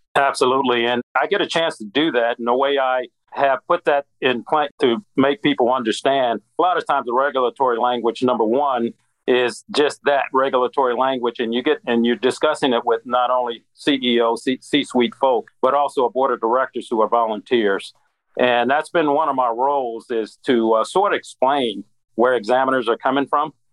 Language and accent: English; Midwest, United States; moved away as an adult; now in Atlanta, United States; I'm from the Midwest